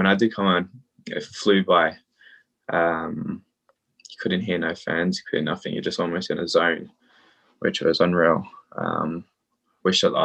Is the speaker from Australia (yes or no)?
yes; Australia; now in London, United Kingdom; I play for England and Australia, but I grew up in Australia.